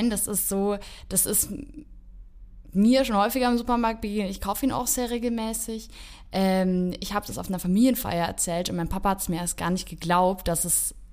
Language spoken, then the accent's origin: German; Beer Franconia, Bavaria, Germany; ich komme tatsächlich aus Bierfranken, aber auch bei uns gibt es sehr viele Weinfeste.